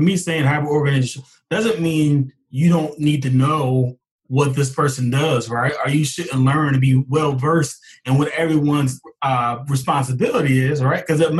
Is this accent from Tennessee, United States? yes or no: no; Glassboro, New Jersey, United States; my hometown of Glassboro, New Jersey.